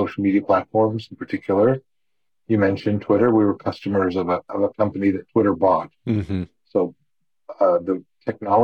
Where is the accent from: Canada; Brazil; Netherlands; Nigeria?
Canada; now in United States; I grew up in Canada and I have a Canadian mom and an American father